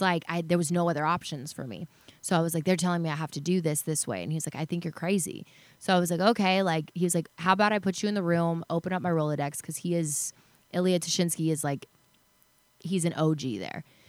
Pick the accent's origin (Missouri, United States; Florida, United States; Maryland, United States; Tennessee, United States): Tennessee, United States; Chattanooga; moved away; also born or lived in Dallas, Texas / Los Angeles, California; I grew up in Chattanooga, Tennessee, then moved to Dallas.